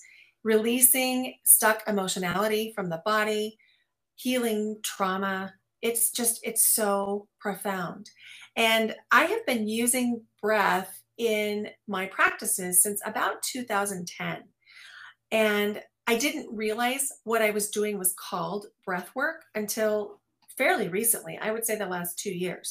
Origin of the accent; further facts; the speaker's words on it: Midwest, United States; I grew up in the Midwest